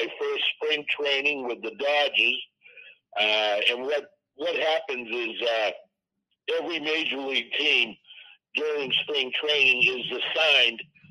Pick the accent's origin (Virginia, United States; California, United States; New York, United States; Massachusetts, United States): Massachusetts, United States; Boston; I'm from the Boston area